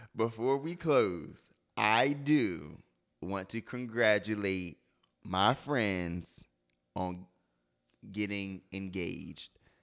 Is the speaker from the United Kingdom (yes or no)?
no; Delaware, United States; moved away; I'm from Delaware